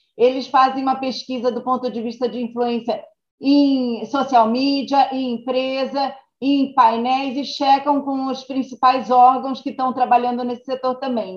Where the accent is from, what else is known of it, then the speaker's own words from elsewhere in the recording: Brazil; accent: Brazilian; moved away as an adult; now in United States; como brasileira